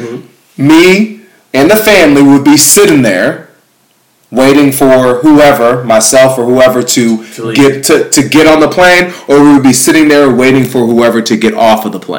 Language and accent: English; Ghana; moved away; I'm from Ghana.